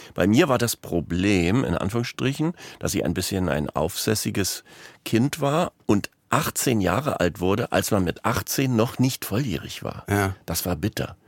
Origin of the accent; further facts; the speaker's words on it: Berlin, Germany; also born or lived in Münster, North Rhine-Westphalia; In Münster in Westfalen, aber mit drei Jahren ähm, sind meine Eltern von da nach Berlin gegangen. Und dann bin ich in Berlin aufgewachsen.